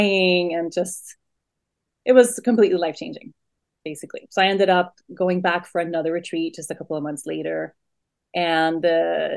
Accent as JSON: {"language": "English", "country": "Sweden", "tie": "born or raised there", "moved": "as an adult", "said": "So I was born and raised in Sweden and lived my whole young adult life in Sweden"}